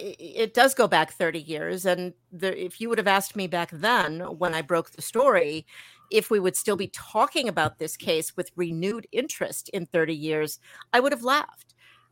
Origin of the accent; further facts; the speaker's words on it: Milwaukee, Wisconsin, United States; also born or lived in New York; I was born in New York. Every once in a while, when I say New York or coffee, you can kind of, you know, hear it sneaking out there. I moved back to Milwaukee, which is where my mom and dad were from. We came back here when I was 10 years old